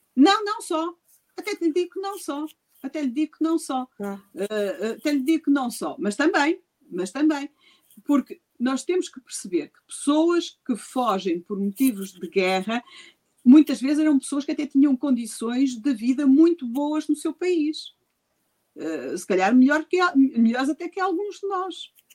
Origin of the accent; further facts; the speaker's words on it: Gondomar, Norte, Portugal; Gondomar, a minha terra.